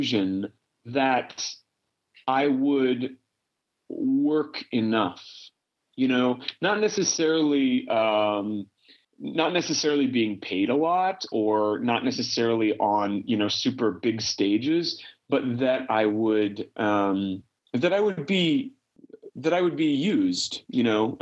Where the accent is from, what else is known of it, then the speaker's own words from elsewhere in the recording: Kansas City, Missouri, United States; moved away as an adult; now in New York, United States; I was in my hometown of Kansas City